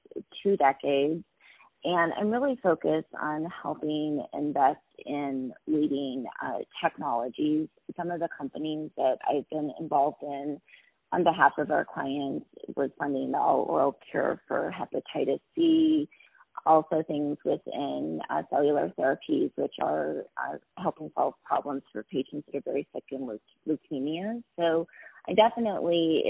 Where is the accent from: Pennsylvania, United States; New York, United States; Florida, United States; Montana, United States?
Montana, United States; I'm originally from Montana, and so I grew up in a small ski town about 60 miles south of the Canadian border